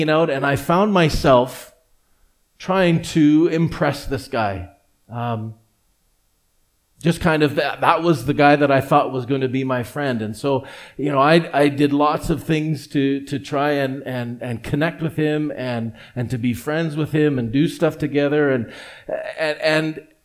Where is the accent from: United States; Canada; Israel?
Canada; Edmonton, Alberta; also born or lived in Vancouver; grow up not only in the same church, the same community, actually in the very same house